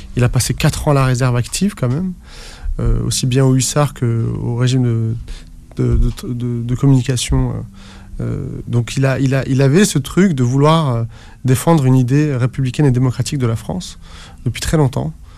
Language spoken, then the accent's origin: French; Algeria; moi qui suis né en Algérie